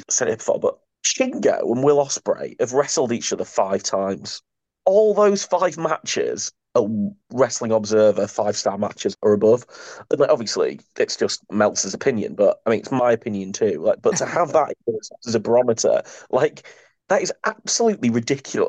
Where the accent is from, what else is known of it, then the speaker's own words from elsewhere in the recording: United Kingdom; us as British wrestling fans